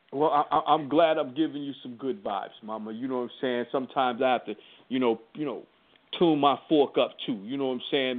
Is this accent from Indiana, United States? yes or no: yes; Indianapolis, Indiana, United States; I'm, I'm originally from Indianapolis